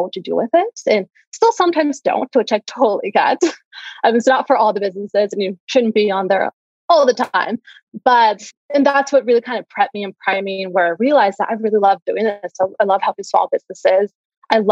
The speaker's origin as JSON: {"language": "English", "town": "Santa Barbara", "region": "California", "country": "United States", "tie": "born or raised there", "said": "our roots, to where we grew up in and the amazing community that we have here"}